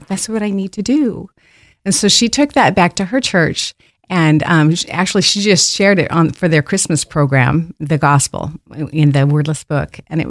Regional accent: Caldwell, United States; I know. And well, I grew up in Caldwell. And then moved away for 40 years.

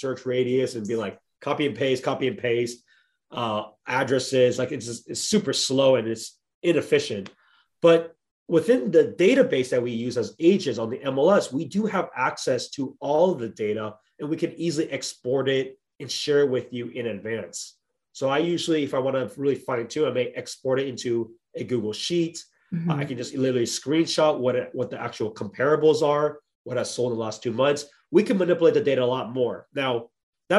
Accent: Bay Area, California, United States; I'm born and raised in the Bay Area

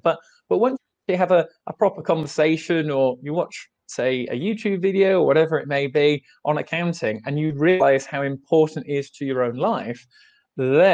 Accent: England, United Kingdom; I'm from England, and I work in the accounting office

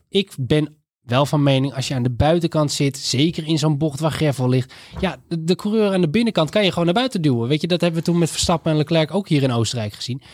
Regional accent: Netherlands; als Nederlanders

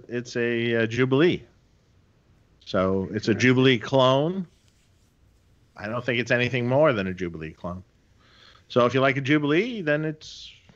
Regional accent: Detroit, Michigan, United States; Doug and I grew up in Detroit together.

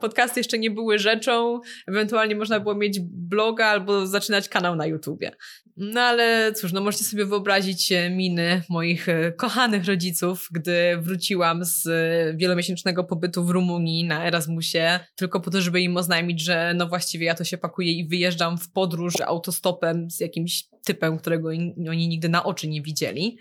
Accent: Poland; now in Shanghai, China; pochodzimy z zupełnie innych miejsc w Polsce

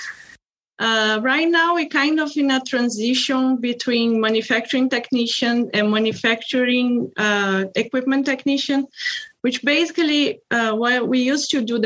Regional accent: Brazil; English is a second language; moved away as an adult; now in Hillsboro, United States; I'm originally from Brazil

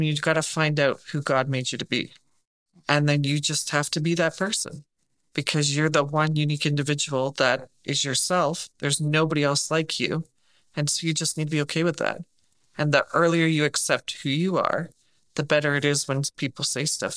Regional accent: England, United Kingdom; moved away; all my family's from England. I'm from England.

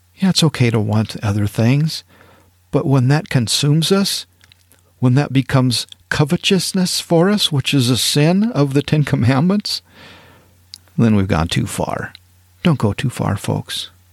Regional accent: Powell, Wyoming, United States; moved away as an adult; also born or lived in East Texas; I grew up in Northwest Wyoming, real close to Yellowstone Park, in a town called Powell, Wyoming

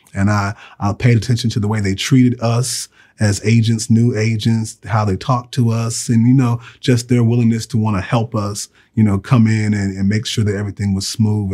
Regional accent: Virginia, United States; moved away as an adult; now in Alabama, United States; I grew up in Virginia

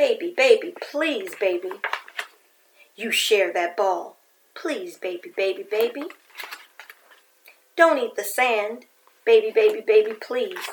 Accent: New York City, New York, United States; growing up in New York City

